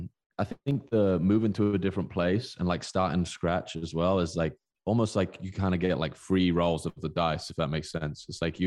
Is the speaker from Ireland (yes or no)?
no; South West England, United Kingdom; born there; I was born in Southwest England.